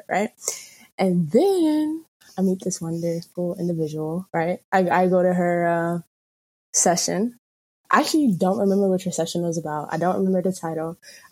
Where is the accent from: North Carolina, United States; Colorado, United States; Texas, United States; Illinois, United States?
North Carolina, United States; moved away as an adult; also born or lived in Camden, New Jersey / Trenton, New Jersey; now in Maryland, United States; I was born in Camden, New Jersey, raised mostly in Trenton and around Trenton. Until I was about like 7, 8, 9, maybe. And then I moved to North Carolina, a small city.